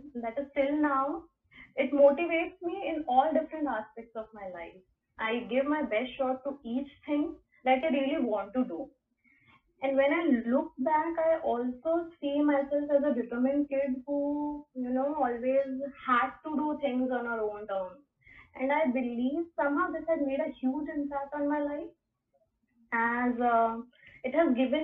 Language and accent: English; India